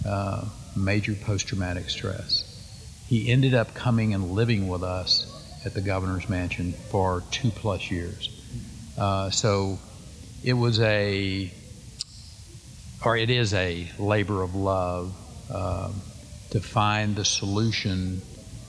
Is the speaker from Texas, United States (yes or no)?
yes; Paint Creek, Texas, United States; I grew up 200 miles west of Fort Worth and 16 miles from the closest place that had a post office